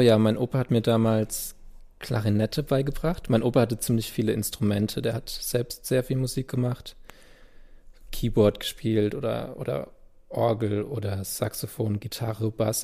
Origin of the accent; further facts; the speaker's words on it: Landau, Rhineland-Palatinate, Germany; first language German; Also an Gottramstein, wo ich aufgewachsen bin